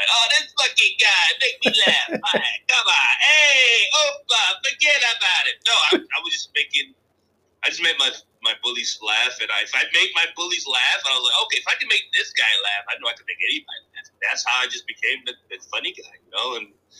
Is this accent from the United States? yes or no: no; Nigeria; I'm Nigerian. I'm cool. No, childhood was good. Raised by a single mom, raised four kids.